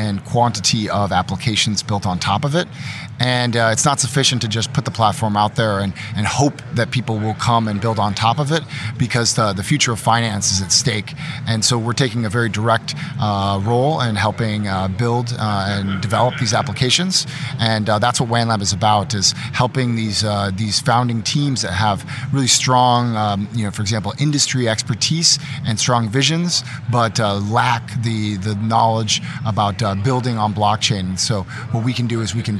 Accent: Austin, Texas, United States; we're both from Austin, Texas

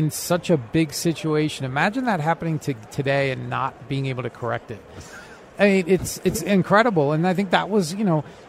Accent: East Coast, United States; now in West Coast, United States; I grew up on the East Coast

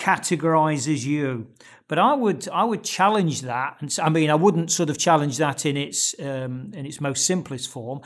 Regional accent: Nottingham, East Midlands, United Kingdom; my hometown of Nottingham in England

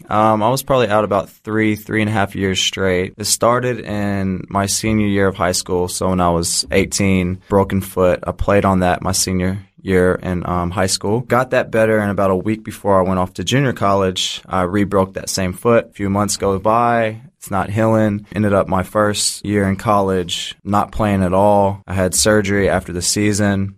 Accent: Jeffersonville, Indiana, United States; moved away as an adult; now in Australia; I'm from Jeffersonville, Indiana. Been in Australia since two thousand fifteen, playing professionally.

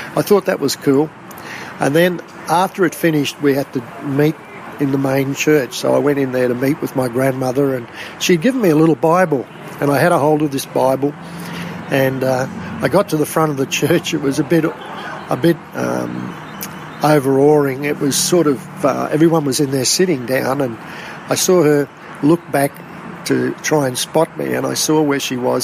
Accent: Rockhampton, Queensland, Australia; also born or lived in Brisbane / Innisfail; I was eight years of age, um, living in Rockhampton from Brisbane in the early years of, from after I was born in Brizzy. My dad was transferred up to Innisfail and uh, then back to Rockhampton.

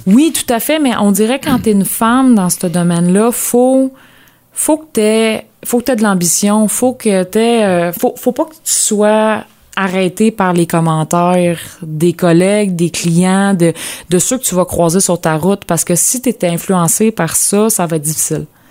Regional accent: Lanaudière, Quebec, Canada; moved away; also born or lived in Bas-Saint-Laurent; dans ma région natale, dans la Nadière

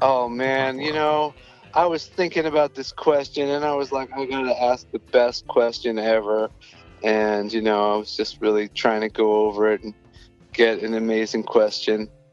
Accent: New York, United States; I'm from New York and my brother is too

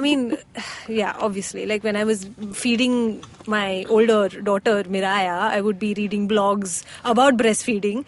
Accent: Oman; I grew up in Oman where I used to watch like Arabic football anime type cartoons

